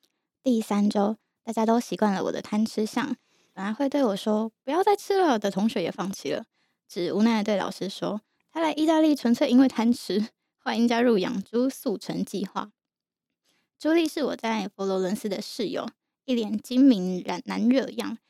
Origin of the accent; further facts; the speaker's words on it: Yilan, Yilan County, Taiwan; moved away; 我因为我以前在宜兰长大嘛，